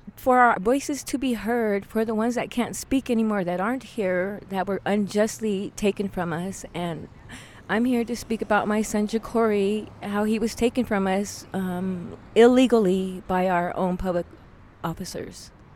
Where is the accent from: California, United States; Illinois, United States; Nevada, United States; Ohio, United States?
Nevada, United States; Reno; I'm a, a native of Reno Sparks Indian Colony, a tribal member also of the Reno Sparks Indian Colony, and um, I'm from Reno, born and raised